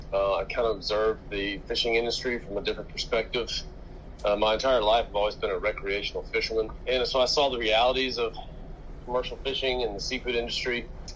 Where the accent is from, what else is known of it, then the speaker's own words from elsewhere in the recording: Charlotte, North Carolina, United States; I am 42 years old, and I am originally from Charlotte, North Carolina.